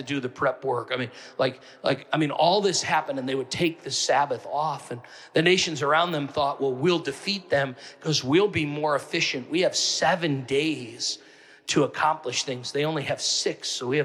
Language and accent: English; Northeast, United States; I'm from the Northeast